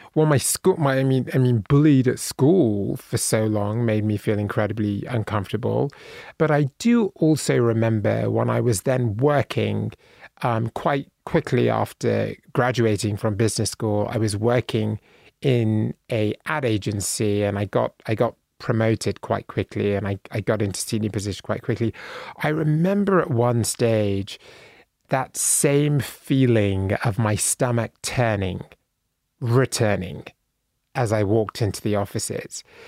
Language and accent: English; Bristol, South West England, United Kingdom; moved away as an adult; now in United States; I was born in a city called Bristol in England at Saint Michael's Hill Hospital, and then I was raised in Bristol.